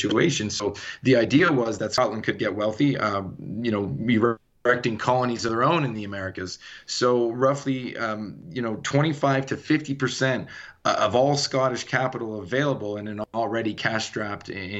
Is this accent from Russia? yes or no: no; Canada; born or raised there; moved away as an adult; now in Colorado, United States